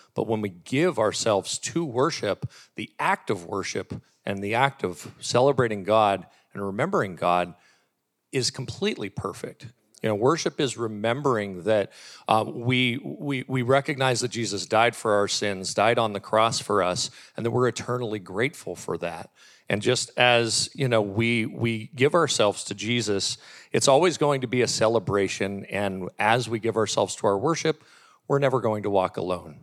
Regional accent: Warren, Ohio, United States; born and raised in Warren, Ohio

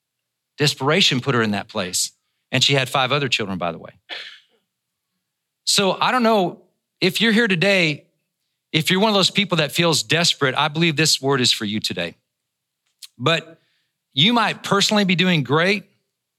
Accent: Northern Ireland, United Kingdom; I was born in Northern Ireland, but we're Scotch-Irish.

